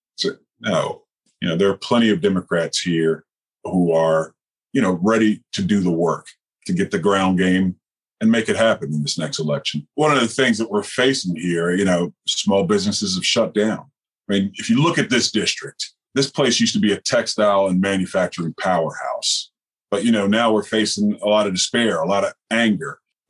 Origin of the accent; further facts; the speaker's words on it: Troy, Alabama, United States; moved away; I was born in Troy, Alabama. So if you're familiar with John Lewis, you've heard of Troy, Alabama before.